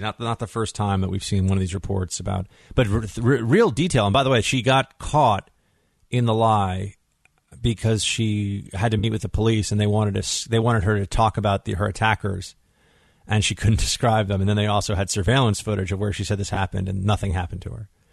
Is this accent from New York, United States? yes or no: yes; New York City, New York, United States; here in New York City, here in my hometown